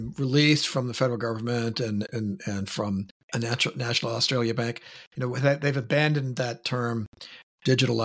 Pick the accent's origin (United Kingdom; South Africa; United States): United States; as an American